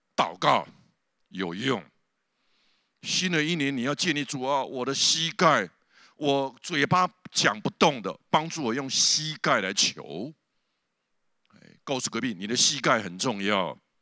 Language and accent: Chinese; southern Taiwan, Taiwan; 我是南部乡下长大的，我家里旁边就有一个很大糖厂的农场的那个烟囱